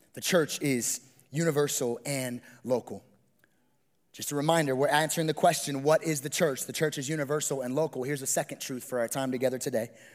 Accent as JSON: {"language": "English", "region": "West Coast", "country": "United States", "moved": "yes", "said": "I'm from the Best Coast, which is the West Coast"}